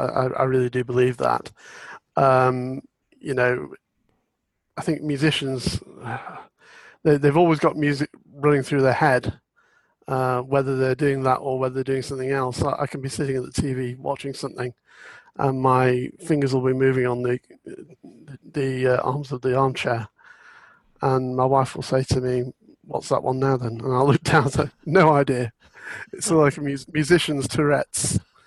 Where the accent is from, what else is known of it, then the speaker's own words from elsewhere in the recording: Burslem, West Midlands, United Kingdom; born there; also born or lived in York / Scotland; Well, I was born in Burslem in the Potteries, but in fact, our family never actually lived there.